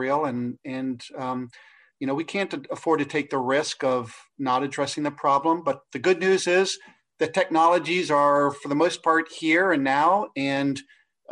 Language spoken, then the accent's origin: English; Cincinnati, Ohio, United States; I'm from Cincinnati, Ohio